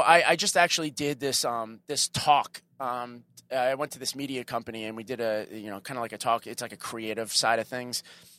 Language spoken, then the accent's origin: English; New York, United States